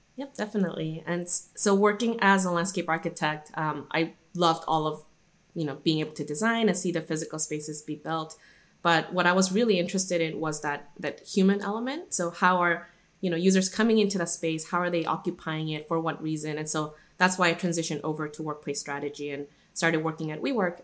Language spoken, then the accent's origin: English; Guadalajara, Jalisco, Mexico; moved away; also born or lived in Irvine, California; I was actually born and raised in Guadalajara, which is a city in Mexico, and that's where I grew up for most of my childhood